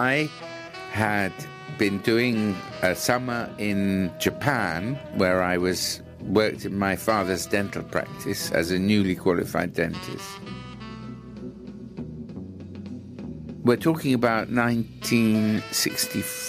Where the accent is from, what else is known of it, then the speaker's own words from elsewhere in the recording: England, United Kingdom; I am from England, in America for the first time, and leaving in about a fortnight